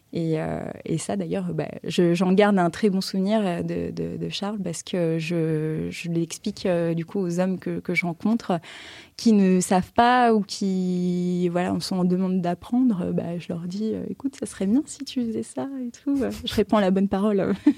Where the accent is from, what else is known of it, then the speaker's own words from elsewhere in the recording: Paris, Île-de-France, France; moi, j'étais de Paris